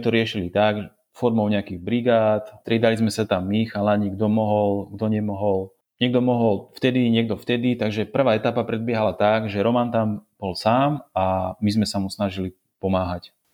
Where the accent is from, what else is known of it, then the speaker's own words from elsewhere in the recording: Prievidza, Trenčín Region, Slovakia; Všetci pochádzame z Prievidze